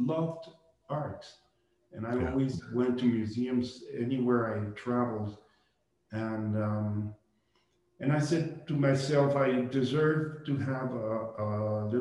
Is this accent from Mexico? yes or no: yes; Mexico City, Mexico; moved away as an adult; also born or lived in Barcelona, Spain / New York, United States; I was born in Mexico City from a Jewish family